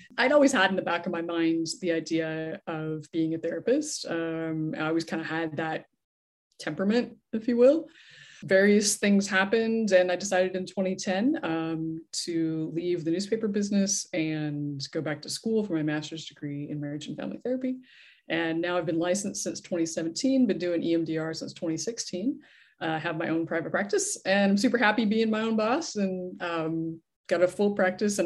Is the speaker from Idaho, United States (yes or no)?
yes; Idaho, United States; now in San Diego, United States; I grew up in Idaho